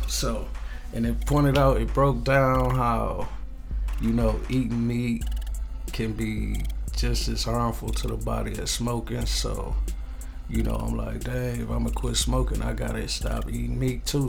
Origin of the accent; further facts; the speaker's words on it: Ypsilanti, Michigan, United States; also born or lived in Los Angeles, California; I grew up in uh, Ypsilanti, Michigan. That's where I'm from. You know, by way of California, Grew up out there kind of too.